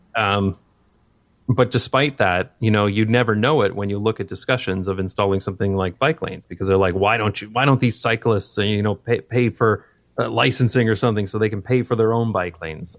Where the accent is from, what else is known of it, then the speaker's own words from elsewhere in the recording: London, Ontario, Canada; moved away; growing up in London, Ontario, Canada